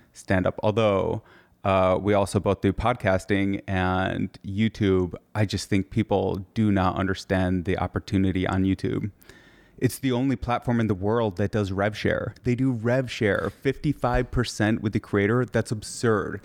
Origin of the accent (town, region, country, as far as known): Michigan, United States